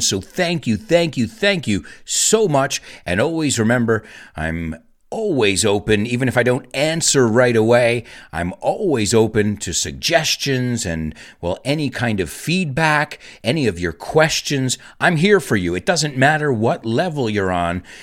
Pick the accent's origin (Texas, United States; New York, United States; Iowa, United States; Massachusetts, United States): New York, United States; New York City; as a New Yorker